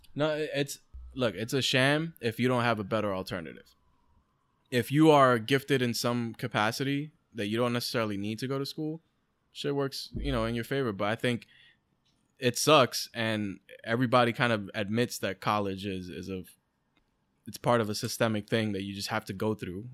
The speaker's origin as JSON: {"language": "English", "town": "New York City", "region": "New York", "country": "United States", "tie": "born or raised there", "said": "we're from the Bronx and all this shit, and, like, we didn't grow up in, like, the best areas"}